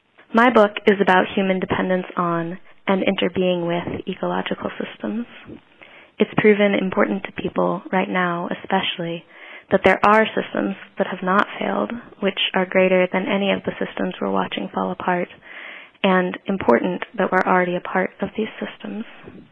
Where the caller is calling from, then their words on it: Virginia, United States; I'm calling from Virginia.